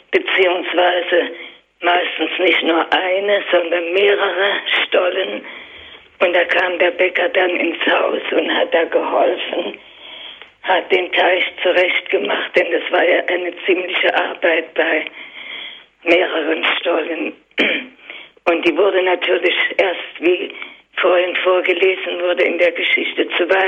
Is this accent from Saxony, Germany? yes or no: yes; Saxony, Germany; now in Darmstadt, Germany; ich bin an sich in Sachsen geboren